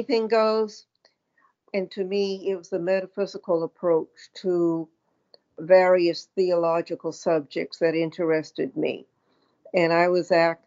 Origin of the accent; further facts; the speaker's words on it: Auburn, Maine, United States; I grew up in the 40s and 50s in Southeast Maine, the Auburn-Lewiston area.